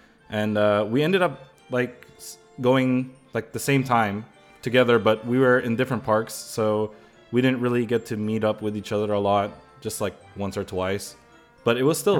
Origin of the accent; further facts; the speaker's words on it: San Francisco Bay Area, California, United States; I grew up here in the Bay Area, like the San Francisco Bay Area in general. That's like the area I'm at. I'm still based there. Live and work.